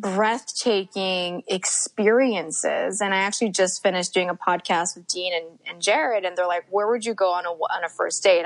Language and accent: English; Montreal, Quebec, Canada; Montreal's my hometown